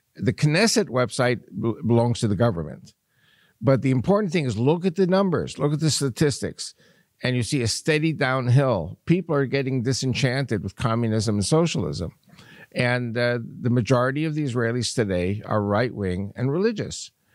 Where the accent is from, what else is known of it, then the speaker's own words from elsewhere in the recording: New York, United States; moved away; when I was a young kid growing up in New York